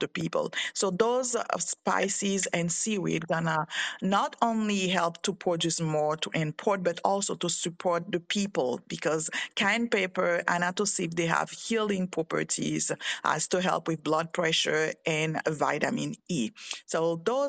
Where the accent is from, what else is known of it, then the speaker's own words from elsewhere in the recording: Haiti; moved away; I'm from Haiti